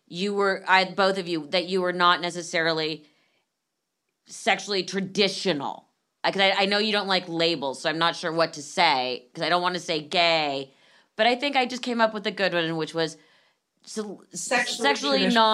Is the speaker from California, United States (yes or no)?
yes; Los Angeles, California, United States; I went to Marlboro and then finished at Buckley.